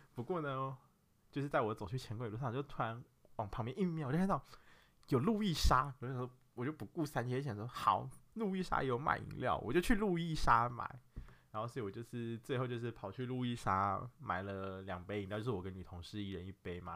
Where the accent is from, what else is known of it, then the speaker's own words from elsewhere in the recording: Nantou County, Taiwan; moved away; 我就是从南投来的一个真咖